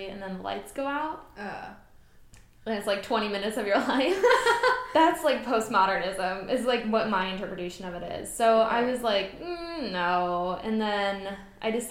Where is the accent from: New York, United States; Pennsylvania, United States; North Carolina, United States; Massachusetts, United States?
Pennsylvania, United States; Philadelphia; I'm from Philly. I was born and raised just outside of Philly, and then I moved into the city after high school